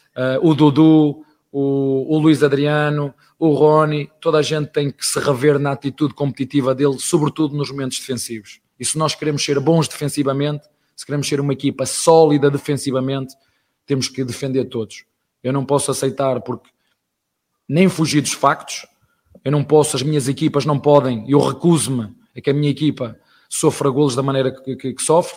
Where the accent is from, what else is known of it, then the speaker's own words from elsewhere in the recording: Portugal; now in Brazil; Estrangeiro, português, tuga, padeiro